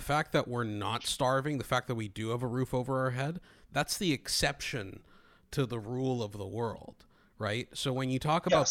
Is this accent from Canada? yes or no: no; Greece; moved away; although I grew up in Greece, when I came here